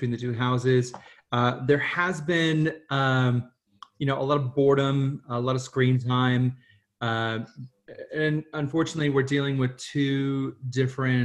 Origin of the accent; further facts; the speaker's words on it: United States; now in Australia; I'm American in Australia